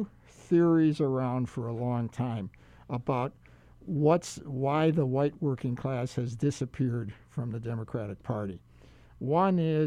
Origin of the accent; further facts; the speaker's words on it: Milwaukee, Wisconsin, United States; now in Hawaii, United States; I grew up in Milwaukee